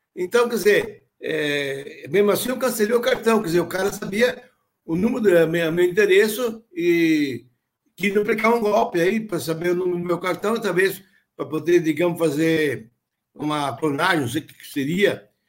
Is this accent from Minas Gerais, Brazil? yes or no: no; Rodeio, Santa Catarina, Brazil; eu sou da, nasci numa cidadezinha que é, chama-se chama Rodeio